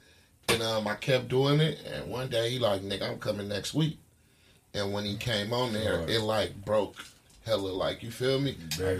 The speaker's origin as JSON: {"language": "English", "town": "Oakland", "region": "California", "country": "United States", "said": "I'm from Oakland."}